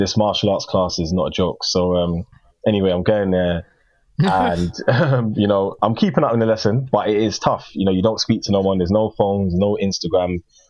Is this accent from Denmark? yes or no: no; Ghana; I'm African, so I don't understand what, I'm Ghanaian.